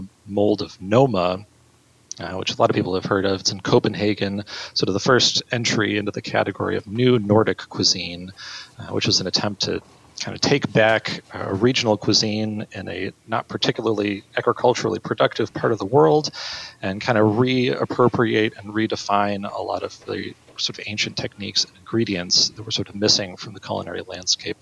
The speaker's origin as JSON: {"language": "English", "town": "Marquette", "region": "Michigan", "country": "United States", "tie": "born or raised there", "said": "my hometown of Marquette, Michigan."}